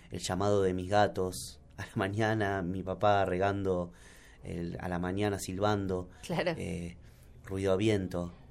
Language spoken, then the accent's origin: Spanish; Buenos Aires, Argentina; soy de Buenos Aires y muchas veces uno debe salir también de su lugar para darse cuenta